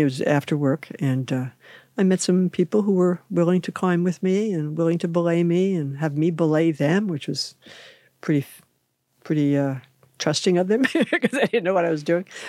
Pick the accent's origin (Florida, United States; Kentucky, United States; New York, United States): New York, United States; New York City; moved away as an adult; also born or lived in France / Japan / Southern California / Northern California; now in West Sacramento, United States; growing up in New York City